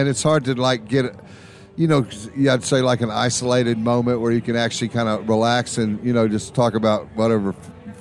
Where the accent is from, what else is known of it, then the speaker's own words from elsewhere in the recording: George West, Texas, United States; we came from George West, Texas